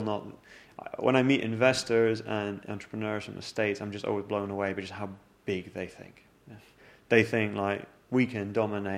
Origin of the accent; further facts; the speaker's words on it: London, United Kingdom; also born or lived in Zurich, Switzerland; I moved to London when I was 12 years old, so I view myself as like a Londoner